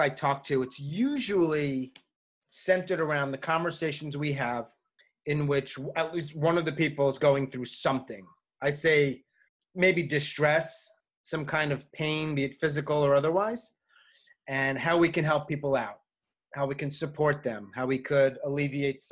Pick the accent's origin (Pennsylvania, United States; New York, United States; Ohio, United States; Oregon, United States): New York, United States; moved away as an adult; also born or lived in Japan / Saudi Arabia / Argentina / Tanzania; now in Chapel Hill, United States; I am from New York in the suburbs, ended up living in New York City for several years.